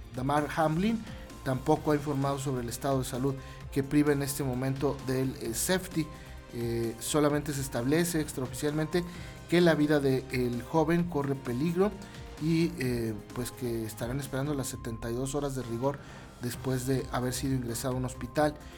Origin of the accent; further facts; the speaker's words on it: Mexico; nuestro país